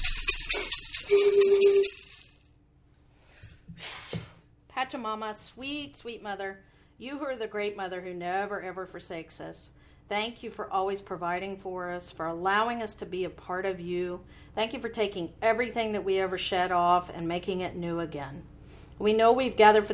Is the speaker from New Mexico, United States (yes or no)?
no; Nashville, Tennessee, United States; I grew up in Nashville.